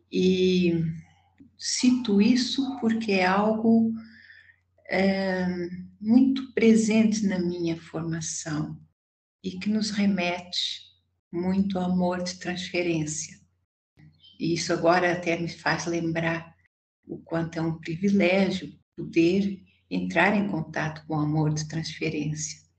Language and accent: Portuguese; Portugal; accent: Portuguese; now in Brazil; é, eu moro no Brasil há 47 anos, mas ainda mantenho esse sotaque.